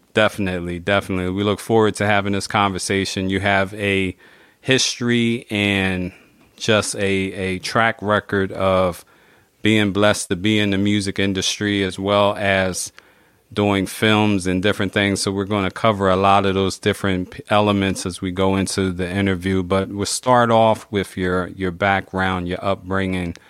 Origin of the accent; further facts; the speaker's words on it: Philadelphia, Pennsylvania, United States; I'm in Philly, so I grew up in Philly